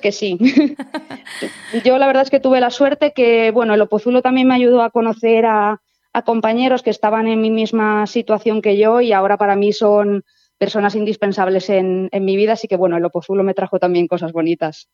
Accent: Valencia, Valencian Community, Spain; moved away as an adult; now in Lleida, Spain; yo soy de, la, de Valencia

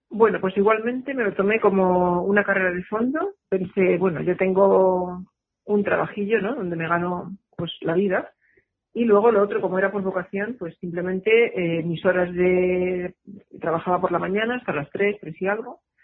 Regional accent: Madrid, Community of Madrid, Spain; moved away as an adult; now in Girona, Spain; soy madrileña

